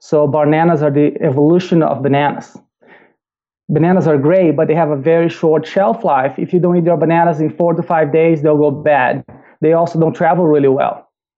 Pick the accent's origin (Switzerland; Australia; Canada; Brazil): Brazil; English is a second language; I am originally from Brazil, if you cannot tell from the accent. grew up in Brazil.